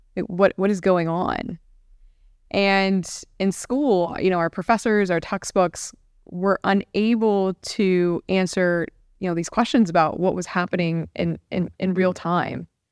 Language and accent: English; Central Florida, United States; moved away as an adult; also born or lived in Washington, D.C.; I'm a native Floridian. I grew up in Central Florida.